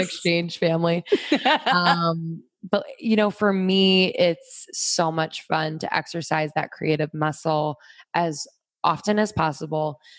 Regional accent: Pennsylvania, United States; also born or lived in New York; now in Los Angeles, United States; I grew up in Pennsylvania

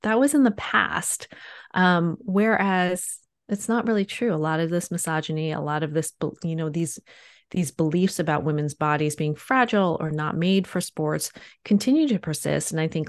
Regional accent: East Coast, United States; So I grew up in on the East Coast of the United States, and you know, grew up playing sports

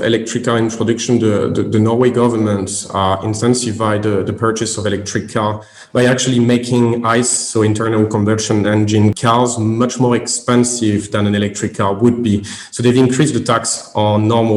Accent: French Caribbean, French Antilles, France; English is a second language; moved away as an adult; now in United Kingdom; obviously I'm French. I came from Caribbean actually, and I studied in France

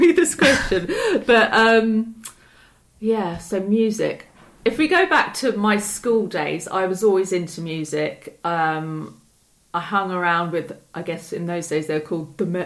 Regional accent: Chertsey, South East England, United Kingdom; also born or lived in Southampton; I was born in Chertsey, and I've grown up in Surrey

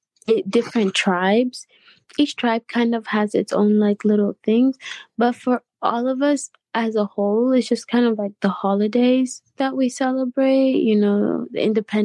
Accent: United States; Growing up in America, one thing I constantly heard was my friends constantly tell me that they wish they could go to Kenya.

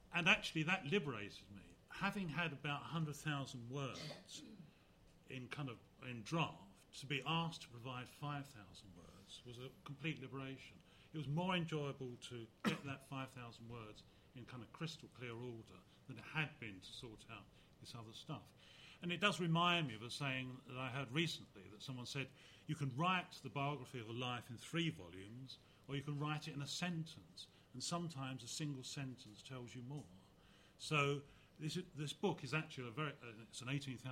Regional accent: Canvey Island, East of England, United Kingdom; also born or lived in Hadleigh, Essex; I grew up on Canvey Island, and our family left a year before the floods in 1953

